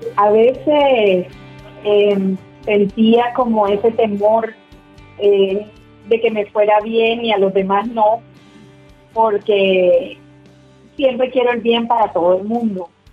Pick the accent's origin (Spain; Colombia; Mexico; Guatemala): Colombia; also born or lived in Barranquilla; soy de Colombia